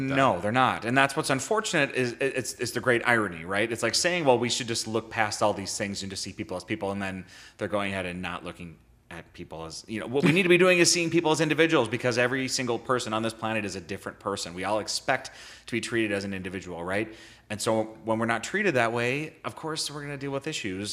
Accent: Bloomington, Minnesota, United States; I grew up in Bloomington, Minnesota

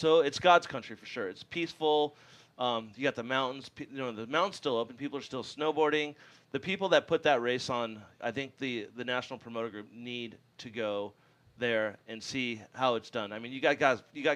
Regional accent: Los Angeles, California, United States; also born or lived in Santa Monica / San Fernando Valley; Venice Beach. I lived there until I was 17

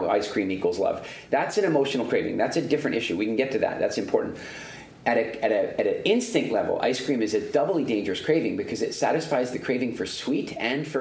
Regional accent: Eastern Canada, Canada; also born or lived in South Africa; growing up in Eastern Canada

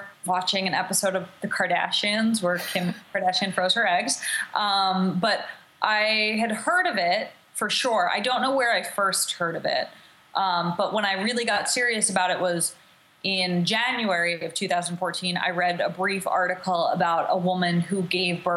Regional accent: New Jersey, United States; moved away as an adult; now in Los Angeles, United States; I live in Los Angeles. I'm from New Jersey. And I moved out here

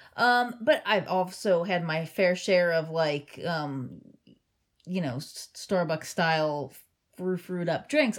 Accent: Cincinnati, Ohio, United States; born or raised there

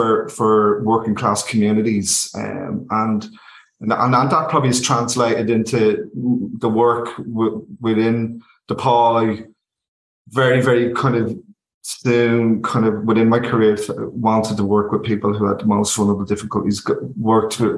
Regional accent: Dublin, Leinster, Ireland; also born or lived in London; I'm from East Wall originally. I come from the north easterner city

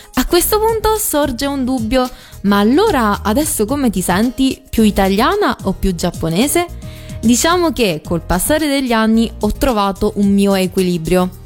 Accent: Rome, Lazio, Italy; first language Italian; Io sono nata in Italia, di preciso a Roma, e fino a 5 anni, escludendo qualche parola in giapponese, parlavo solo in italiano.

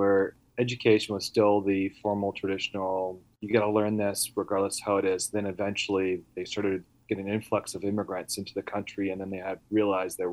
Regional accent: Vancouver, British Columbia, Canada; first language Italian; English is a second language; now in Pennsylvania, United States; I was born in Canada, Vancouver

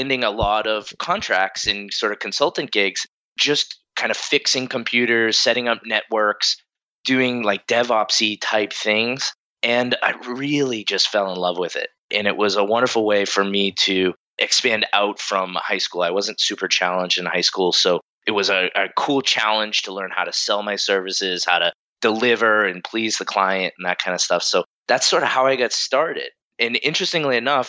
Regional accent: Bridgewater, Massachusetts, United States; I grew up in the Boston area, about 40 minutes south of Boston in a town called Bridgewater

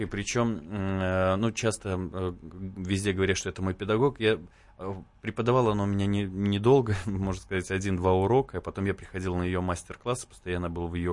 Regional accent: Belarus; Даже я белорус

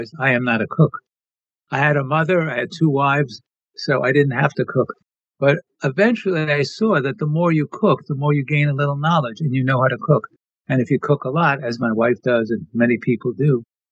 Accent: New York City, New York, United States; growing up in Brooklyn, New York

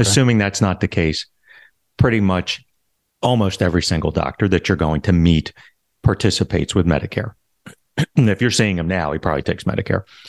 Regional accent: Philadelphia, Pennsylvania, United States; moved away as an adult; now in Florida, United States; I'm originally from Philadelphia, and I was a police officer for about seven and a half years

